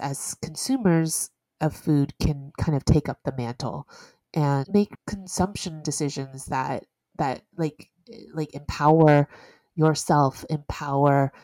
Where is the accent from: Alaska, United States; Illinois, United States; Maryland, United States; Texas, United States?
Texas, United States; Houston; moved away as an adult; now in New York, United States; I grew up in Houston